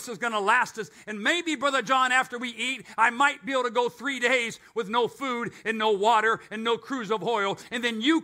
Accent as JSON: {"language": "English", "country": "United States", "said": "I'm an American"}